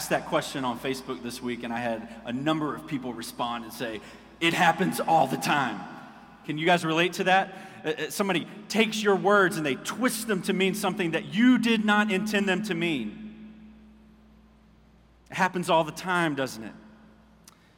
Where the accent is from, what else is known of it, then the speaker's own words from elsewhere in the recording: Orangeburg, South Carolina, United States; moved away as an adult; I was telling him a little bit about Orangeburg